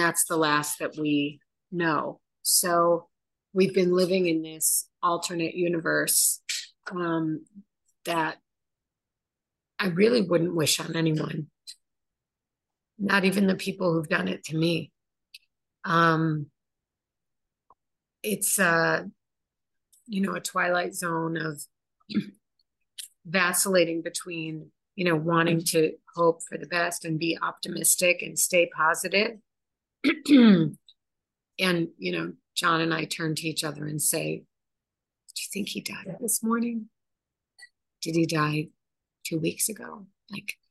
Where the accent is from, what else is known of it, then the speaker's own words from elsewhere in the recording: United States; also born or lived in Chicago; now in Israel; we're American.